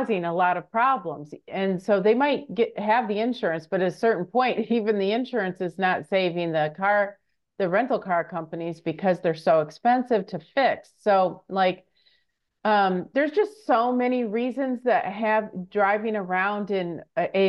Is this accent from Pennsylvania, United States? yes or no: no; Michigan, United States; moved away; I'm from Michigan originally